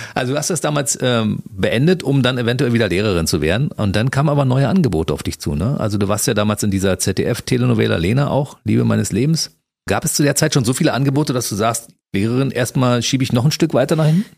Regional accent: Berlin, Germany; wir sind beide in Berlin geboren

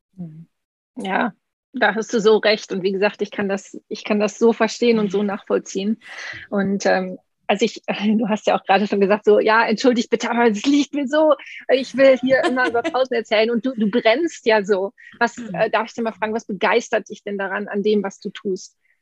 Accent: Münsterland, North Rhine-Westphalia, Germany; ich bin aus Münsterland, aber meine, mein Opa kam aus Ostfriesland

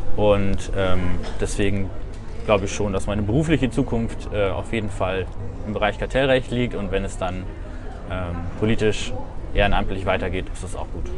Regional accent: Diepholz, Lower Saxony, Germany; moved away as an adult; also born or lived in Wesel, North Rhine-Westphalia / Münsterland; now in Bremen, Germany; Geboren bin ich in Wesel in NRW. Ah. Wir haben früher eine Zeit lang im Münsterland gelebt, sind dann wieder äh, zurück in die Heimat meiner Mutter gezogen, äh, ins Bremer Umland. Hab dann da auch mein Abi gemacht in Diepholz

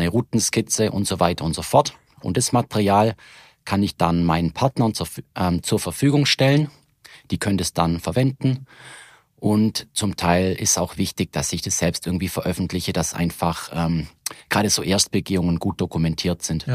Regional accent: Reutlingen, Baden-Württemberg, Germany; ich komme aus Reutling und dort aus der römer Schanzsiedlung

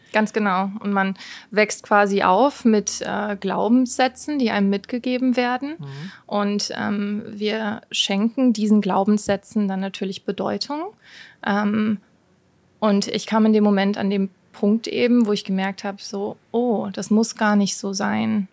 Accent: Rheingau, Hesse, Germany; moved away; also born or lived in New York; ursprünglich aus dem Rheingau

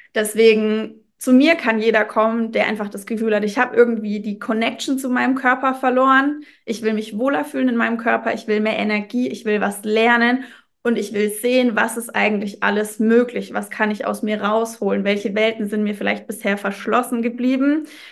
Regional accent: Würzburg, Bavaria, Germany; ich komme aus Würzburg

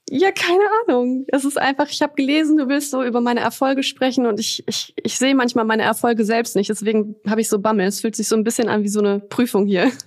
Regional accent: Düsseldorf, North Rhine-Westphalia, Germany; moved away as an adult; also born or lived in Poland; now in Cologne, Germany; ich bin gebürtige Düsseldorferin

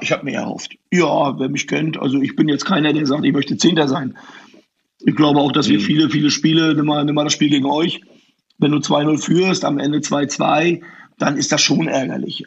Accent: Rostock, Mecklenburg-Vorpommern, Germany; wenn du dann in Rostock groß bist

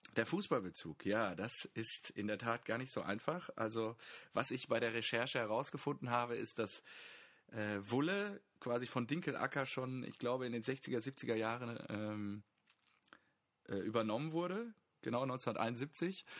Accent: Germany; wir als ähm, Deutsche

